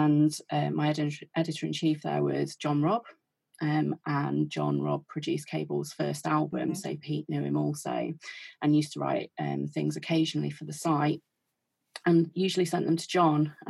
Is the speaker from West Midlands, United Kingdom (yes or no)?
no; Derby, East Midlands, United Kingdom; we're both from Derby